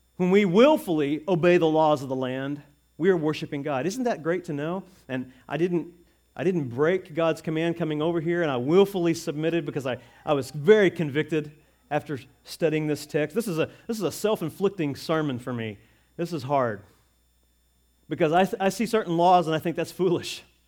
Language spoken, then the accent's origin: English; United States; as American citizens